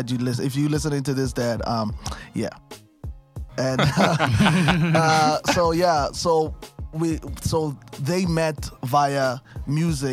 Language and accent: English; Krugersdorp, Gauteng, South Africa; I'm born and raised in Kagiso, Krugersdorp. You know, Gauteng.